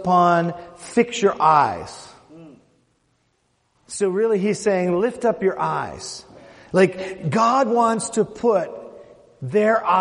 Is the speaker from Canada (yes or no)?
yes; Canada; I'm from Canada